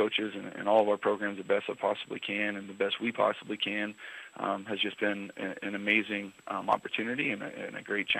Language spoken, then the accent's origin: English; Neola, Iowa, United States; moved away as an adult; also born or lived in Underwood, Iowa; now in Shenandoah, United States; Underwood's a place that I grew up in on the weekends at my dad's place, and I grew up in Neola with my mom during the week, and so Neola Tri-Center and Underwood are home to me